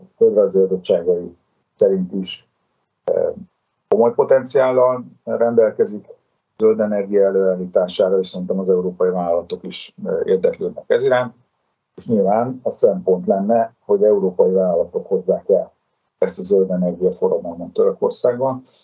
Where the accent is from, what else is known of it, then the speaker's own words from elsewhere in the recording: Szeged, Csongrád-Csanád, Hungary; mi mindketten ugye szegediek vagyunk